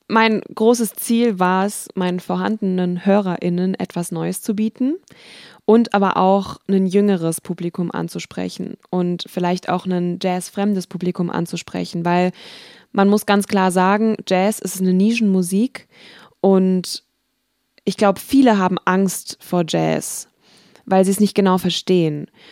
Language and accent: German; Wiesbaden, Hesse, Germany; denn ich komme ja aus Wiesbaden